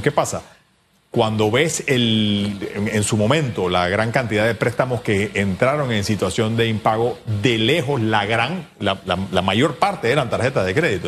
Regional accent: Panama; como panameños

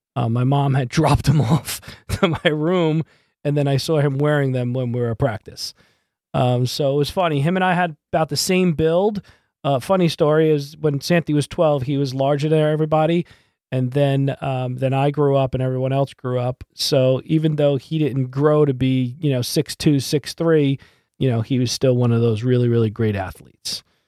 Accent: Massapequa Park, New York, United States; also born or lived in Brooklyn, New York; I played Little League Baseball, and I grew up in Massapequa Park

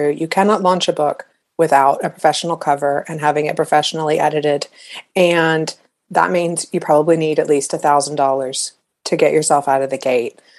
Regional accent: United States; it was just sort of just British enough, even though I'm American

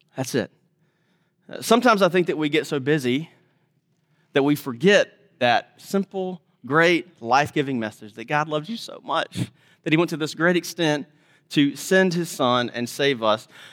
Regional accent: Mississippi, United States; I'm from Mississippi

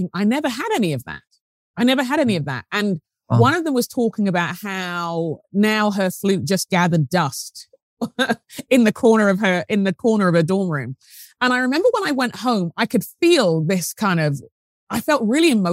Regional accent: London, United Kingdom; moved away as an adult; also born or lived in Sheffield; I grew up in London, in England, and I grew up in a neighborhood

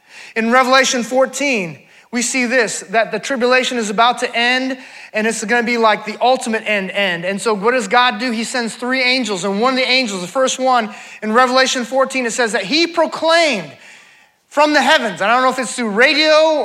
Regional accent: California, United States; I grew up in California, grew up on the beach

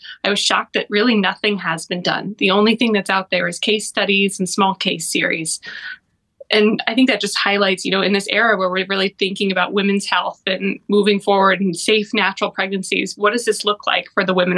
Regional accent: Broomfield, Colorado, United States; moved away as an adult; also born or lived in Kansas City / St. Louis; now in Cleveland, United States; I'm originally from Colorado, a town called Broomfield. It's between Denver and Boulder.

